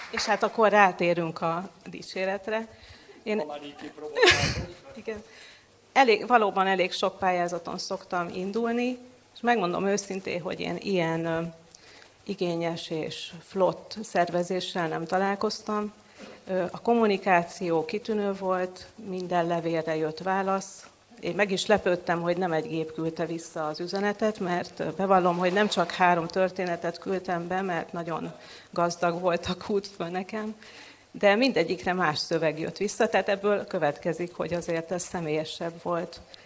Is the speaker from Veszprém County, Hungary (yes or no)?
yes; Veszprém, Veszprém County, Hungary; moved away as an adult; now in Budapest, Hungary; gyökérszállal kötődöm Veszprémhez, itt születtem